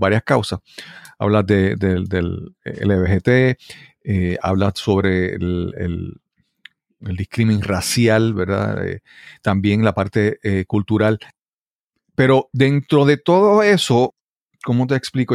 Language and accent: Spanish; Puerto Rico; como puertorriqueño